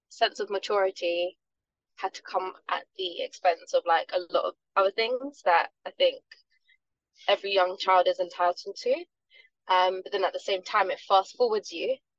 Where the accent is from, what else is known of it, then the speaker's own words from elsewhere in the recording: London, United Kingdom; I was born in South London. To parents that come from Jamaican descent